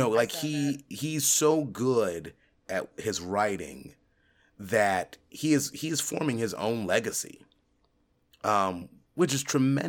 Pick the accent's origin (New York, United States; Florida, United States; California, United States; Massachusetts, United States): California, United States; When I was a kid, right, growing up in California, my dad, when he would get off the ship, because he was a Navy man